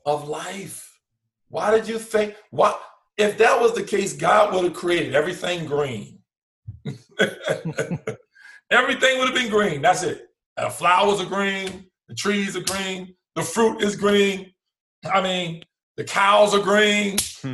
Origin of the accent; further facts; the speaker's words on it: Linden, New Jersey, United States; also born or lived in South Boston, Virginia; growing up in London, New Jersey